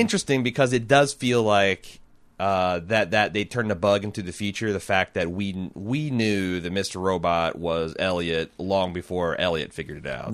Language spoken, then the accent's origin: English; Indiana, United States; growing up in Indiana